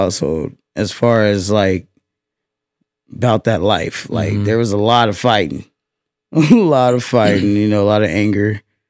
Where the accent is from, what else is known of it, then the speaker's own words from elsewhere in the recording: Fresno, California, United States; I'm from Fresno, the West Side. Dirty Dub